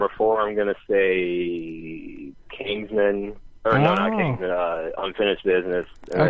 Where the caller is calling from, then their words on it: Sacramento, California, United States; Sacramento. California.